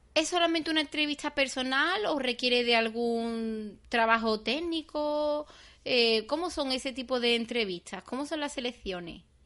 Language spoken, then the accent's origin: Spanish; Seville, Andalusia, Spain; en mi pueblo. Aquí en Sevilla